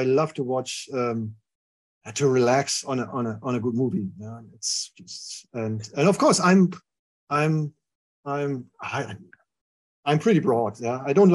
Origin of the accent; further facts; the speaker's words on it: Germany; moved away as an adult; also born or lived in Oxford, United Kingdom; now in Jena, Germany; it's my home country, so that's my Germany.